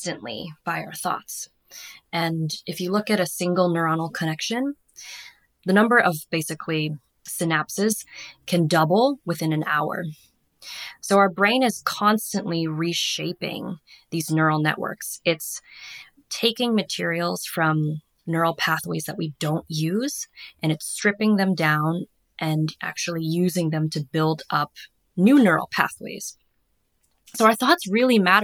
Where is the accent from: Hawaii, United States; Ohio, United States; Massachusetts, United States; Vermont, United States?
Massachusetts, United States; moved away as an adult; also born or lived in Australia; growing up on the East Coast in Massachusetts